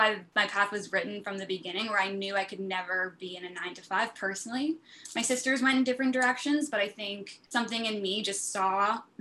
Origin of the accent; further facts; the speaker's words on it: Colborne, Ontario, Canada; moved away; also born or lived in Cambridge, Ontario; I was born in Cambridge, Ontario, but then we moved later in life to the farm into Colborne